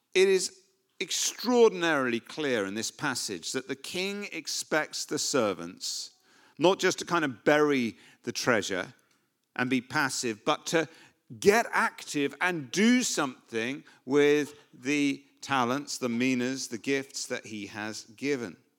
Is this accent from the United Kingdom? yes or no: yes; United Kingdom; we're, we're British